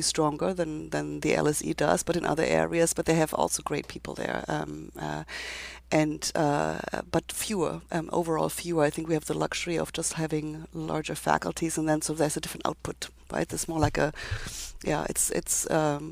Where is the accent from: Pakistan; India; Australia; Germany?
Germany; moved away as an adult; now in United States; my background is that I come from Germany, was trained in Germany